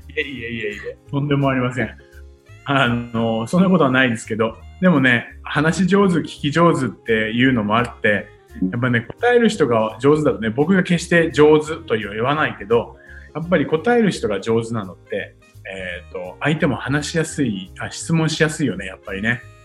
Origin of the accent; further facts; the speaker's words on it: Futtsu, Chiba, Japan; moved away as an adult; now in Tokyo, Japan; 生まれはですね、はい、千葉の富津というね、すごい田舎町です。